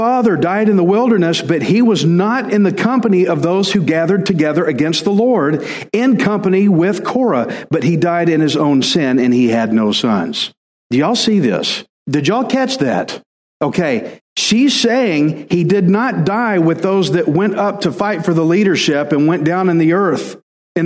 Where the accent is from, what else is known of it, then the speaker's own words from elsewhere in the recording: Alabama, United States; I'm from Al, and I'm a redneck